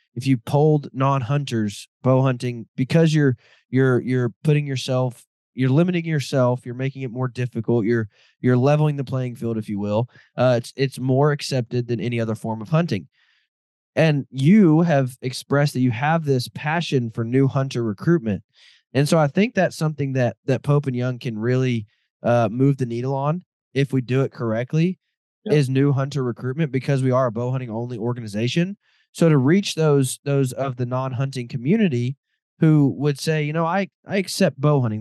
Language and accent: English; Midwest, United States; I grew up in the Midwest